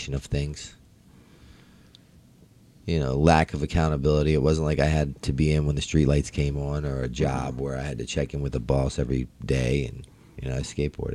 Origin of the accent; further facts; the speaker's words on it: Baltimore, Maryland, United States; I'm from Baltimore.